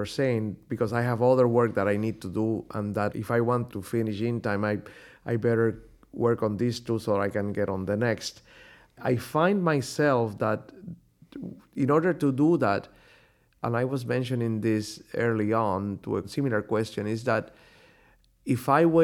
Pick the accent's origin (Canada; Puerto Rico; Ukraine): Puerto Rico; moved away; also born or lived in Europe; growing up in Puerto Rico, this was before I went to study in Europe